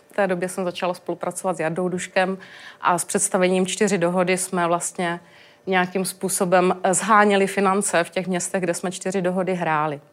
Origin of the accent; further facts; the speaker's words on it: Moravian Karst, South Moravian Region, Czechia; já jsem z Moravského krasu